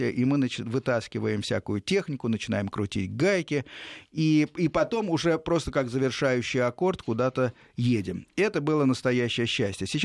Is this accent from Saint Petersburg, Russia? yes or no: no; Moscow Oblast, Russia; э, с Московской области.